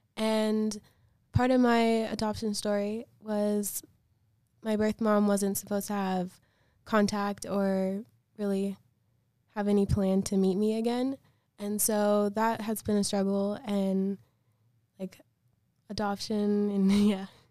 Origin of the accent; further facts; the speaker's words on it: Chicago, Illinois, United States; I'm from Chicago, and I was adopted when I was two days old